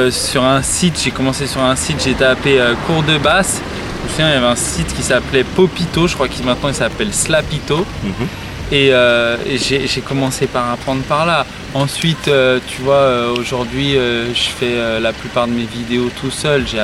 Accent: Morsang-sur-Orge, Île-de-France, France; Moi, je suis né à Morsan-sur-Orge.

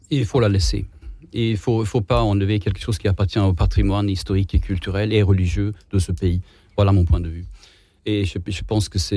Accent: France; je suis français, hein, dans tous les sens du terme.

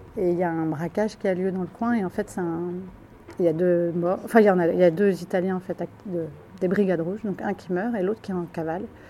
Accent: Ardèche, Auvergne-Rhône-Alpes, France; je suis née j'ai grandi en Ardèche

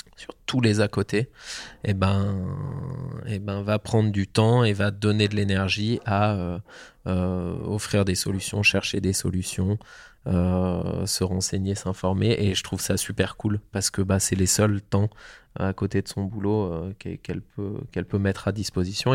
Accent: Tignes, Auvergne-Rhône-Alpes, France; j'ai grandi donc à, à Tignes, aux portes du parc national de la Vanoise

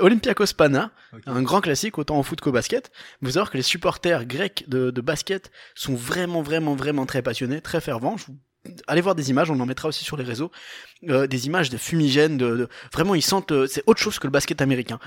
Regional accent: Portugal; Moi, en tant que portugais

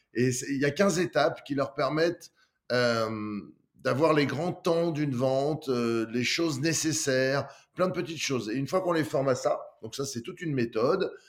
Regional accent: Lyon, Auvergne-Rhône-Alpes, France; je suis de Lyon

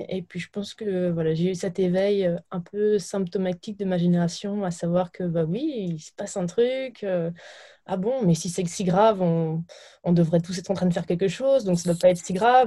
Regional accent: Burgundy, Bourgogne-Franche-Comté, France; je viens de, de Bourgogne, euh, de, de, la campagne

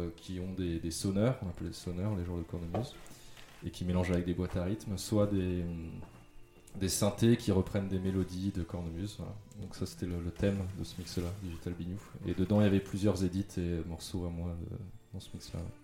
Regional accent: Yvelines, Île-de-France, France; also born or lived in Mantes-la-Jolie / Italy; now in Paris, France; Je suis né à Mantes-la-Jolie. c'est dans les Yvelines. Après j'ai grandi donc dans les Yvelines. Euh, dans le nord de la France, en Italie, et après je suis retourné un peu dans les Yvelines

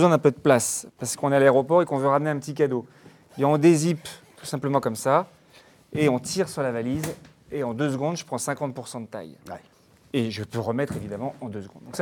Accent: France; je suis français.

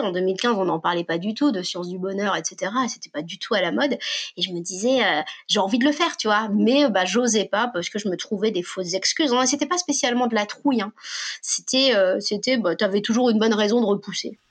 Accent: Paris, Île-de-France, France; also born or lived in Normandy; je suis née à Paris, mais j'ai toujours vécu entre deux cultures, à savoir une culture assez parisienne et les pieds à la campagne en permanence

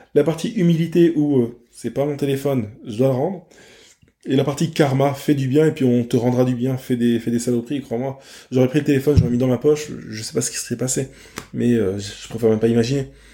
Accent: France; je suis un Français

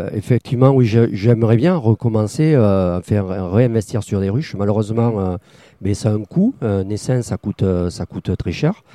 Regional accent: Tarn-et-Garonne, Occitania, France; moved away as an adult; also born or lived in Bordeaux; now in Gujan-Mestras, France; je suis originaire du Tarn-et-Garonne

